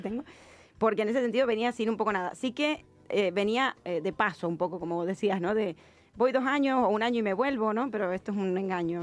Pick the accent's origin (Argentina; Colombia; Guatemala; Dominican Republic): Argentina; moved away as an adult; now in Barcelona, Spain; pero es mi, mi país de origen, ¿no? Donde tengo, obviamente, y me siento muy argentina